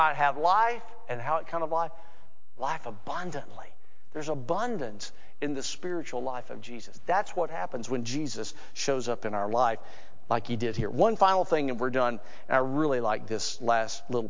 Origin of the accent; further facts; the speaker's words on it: Alabama, United States; I'm from Alabama.